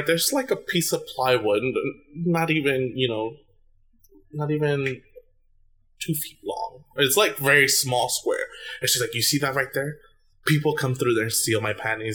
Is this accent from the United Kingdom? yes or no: no; Puerto Rico; moved away; When I was growing up in Puerto Rico